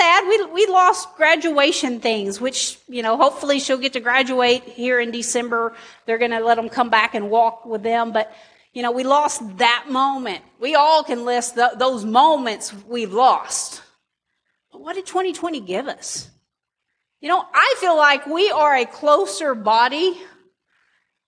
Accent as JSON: {"language": "English", "country": "United States", "said": "I'm an American"}